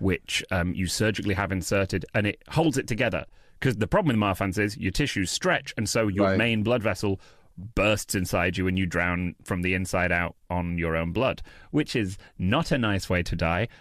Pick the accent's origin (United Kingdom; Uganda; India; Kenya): United Kingdom; accent: British; moved away